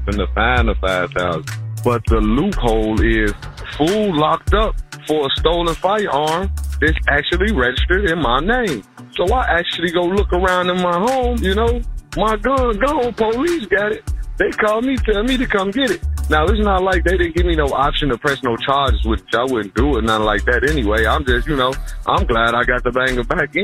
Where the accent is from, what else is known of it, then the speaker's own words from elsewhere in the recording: Chicago, Illinois, United States; I've been in Chicago 50 years, and everybody know my name.